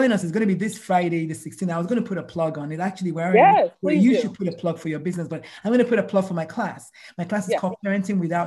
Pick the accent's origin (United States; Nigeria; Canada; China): Nigeria; moved away; I'm Nigerian. We were raised by yelling parents, yelling aunties, yelling neighborhood